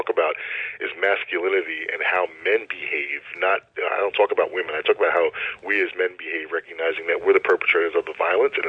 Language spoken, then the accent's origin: English; Long Island, New York, United States; I grew up on Long Island, where I live now, and here in New York, and I wanted to stay close to home.